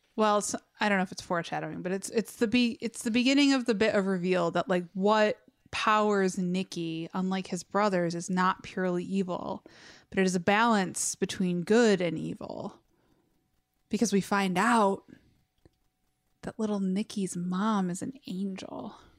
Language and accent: English; Westland, Michigan, United States; I grew up in Westland